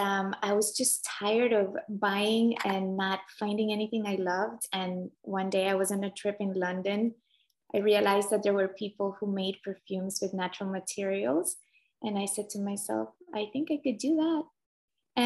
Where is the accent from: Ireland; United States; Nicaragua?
Nicaragua; moved away; I grew up in Central America in Nicaragua.